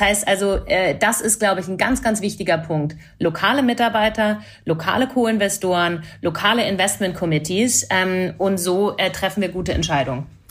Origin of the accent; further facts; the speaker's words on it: Canada; ich bin Kanadierin